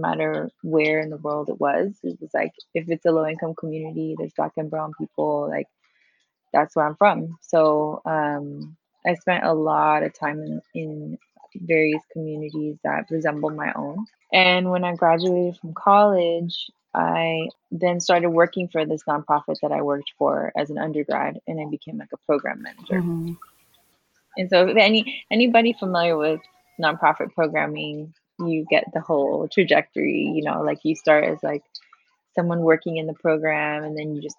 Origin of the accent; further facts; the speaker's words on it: Hawaiian Gardens, California, United States; moved away as an adult; also born or lived in San Francisco; now in Mexico; I grew up in Hawaiian Gardens, which is a barrio adjacent to Long Beach